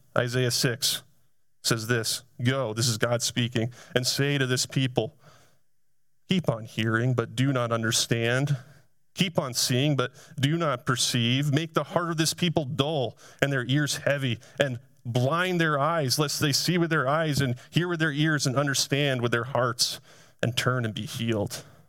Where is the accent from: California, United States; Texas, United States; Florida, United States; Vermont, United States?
Vermont, United States; Essex; I grew up in the town of Essex, Vermont